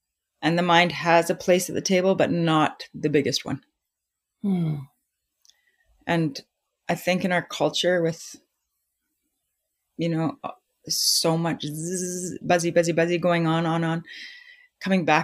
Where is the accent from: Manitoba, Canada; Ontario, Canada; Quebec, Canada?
Manitoba, Canada; Winnipeg; also born or lived in Vancouver; now in Salt Spring Island, Canada; I grew up in Winnipeg and we had a cottage